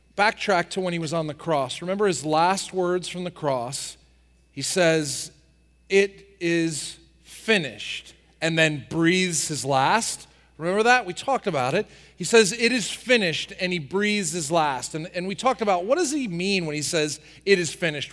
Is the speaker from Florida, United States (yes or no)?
no; New Jersey, United States; I grew up in New Jersey working on the farm